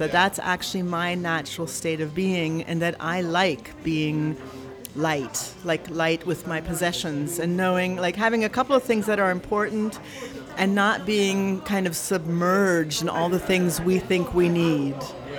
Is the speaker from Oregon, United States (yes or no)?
no; Tacoma, Washington, United States; born there; also born or lived in Berlin; I realized that actually, I was born in Tacoma, and my father was in the army, so we moved around, and it's actually something I'm used to. It's the only place I've actually been longer for one period of time was Berlin.